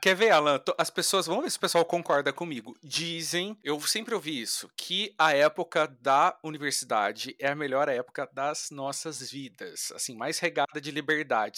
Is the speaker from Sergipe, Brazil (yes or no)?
no; Taubaté, São Paulo, Brazil; moved away as an adult; now in Rio de Janeiro, Brazil; eu sou natural do interior de São Paulo, Taubaté